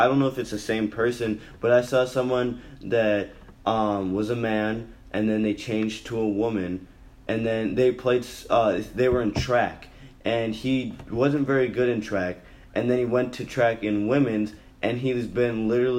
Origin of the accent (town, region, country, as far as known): Minnesota, United States